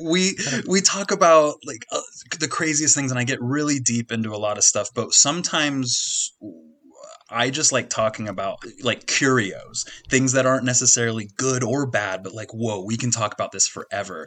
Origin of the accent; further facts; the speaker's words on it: Kansas, United States; I'm from Kansas